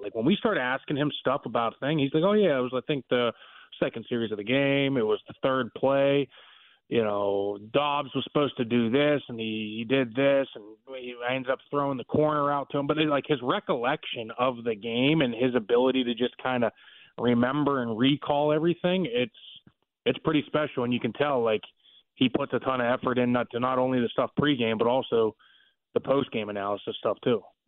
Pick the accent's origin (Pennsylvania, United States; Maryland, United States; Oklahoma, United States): Pennsylvania, United States; Pittsburgh; moved away; I grew up in Pittsburgh